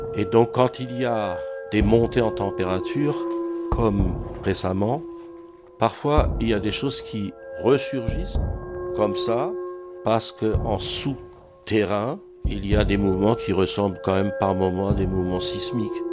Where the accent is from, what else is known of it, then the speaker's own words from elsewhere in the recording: Ratzwiller, Grand Est, France; moved away as an adult; now in Strasbourg, France; je suis du nord de l'Alsace, de Ratzwiller, la région de Dibringen.